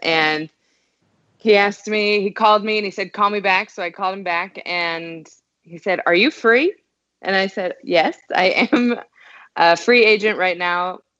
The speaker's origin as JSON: {"language": "English", "region": "Southern California", "country": "United States", "tie": "born or raised there", "also_born_or_lived": "Ohio", "moved": "as an adult", "lives_now": "Houston, United States", "said": "I grew up in Southern California and I went to college in Ohio"}